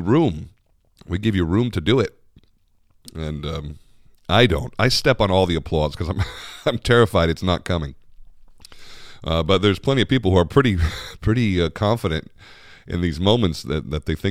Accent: United States; as an American

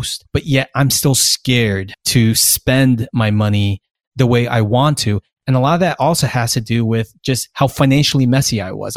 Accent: United States; the privilege of being American and growing up American

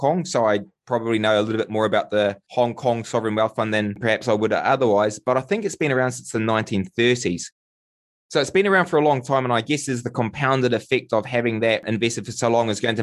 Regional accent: New Zealand

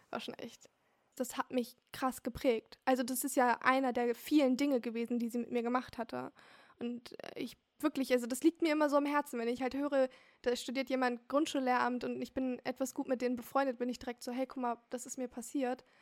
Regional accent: Hamburg, Germany; now in Flensburg, Germany; bin 23 Jahre alt und komme aus Hamburg. Also ich bin auch in Hamburg zur Schule gegangen.

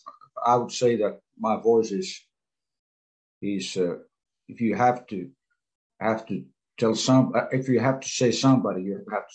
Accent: Sastamala, Pirkanmaa, Finland; I was born in the southwestern part of Finland, pretty close to the place where I live right now. I've been around, but I was born here in Sastamala, Finland

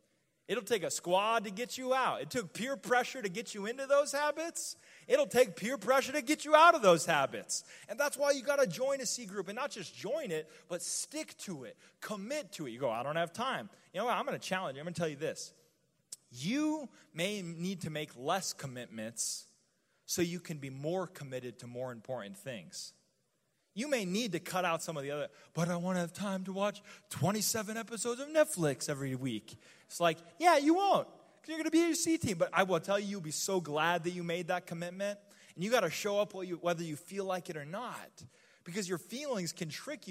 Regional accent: New Mexico, United States; I'm from the desert, okay? I'm from New Mexico

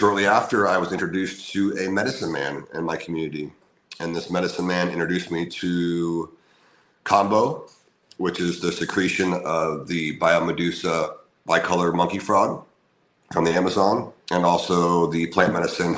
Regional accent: Orlando, Florida, United States; moved away as an adult; move back to my hometown of Orlando, Florida

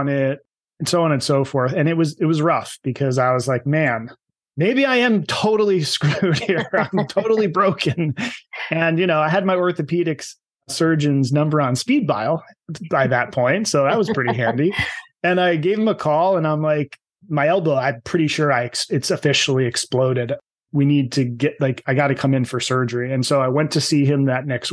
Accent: New Jersey, United States; I'm from New Jersey, so I can say this. I was a Jersey meathead

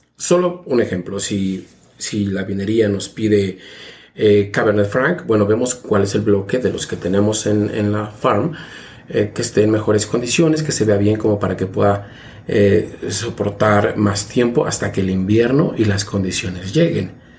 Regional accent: State of Mexico, Mexico; moved away as an adult; now in Niagara-on-the-Lake, Canada; soy oriundo de Ciudad de México, aunque crecí en el Estado de México, pero bueno, este, nací en Ciudad de México

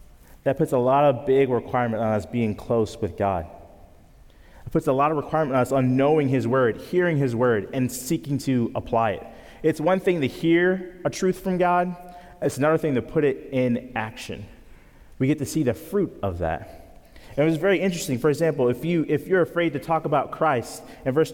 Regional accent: Grand Island, New York, United States; moved away; I grew up near Niagara Falls, New York, in a small town called Grand Island

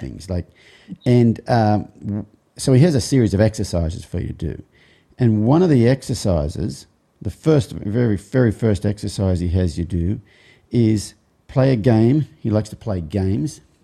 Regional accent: Australia; growing up in Australia, especially as a boy

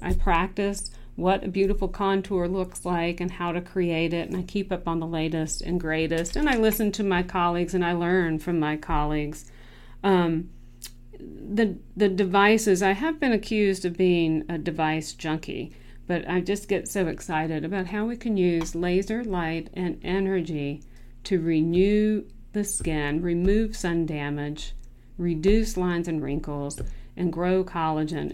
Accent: Clemmons, North Carolina, United States; now in Charlotte, United States; I am from Clemens, North Carolina

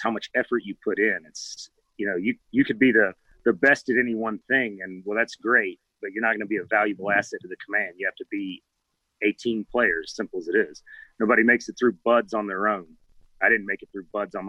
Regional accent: Georgia, United States; moved away as an adult; now in Virginia Beach, United States; so just a country boy growing up in Georgia

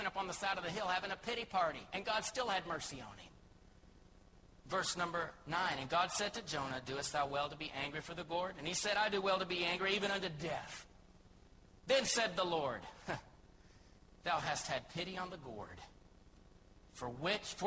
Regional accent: Joshua, Texas, United States; moved away as an adult; now in Thailand; I love Texas in particular. And just more than just Texas, I love Joshua in particular. I love it here

